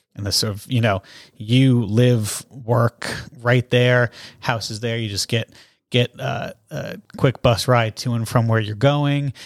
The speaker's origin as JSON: {"language": "English", "region": "Massachusetts", "country": "United States", "also_born_or_lived": "Bath, England / Canada", "said": "I'm from Massachusetts, so I was living here."}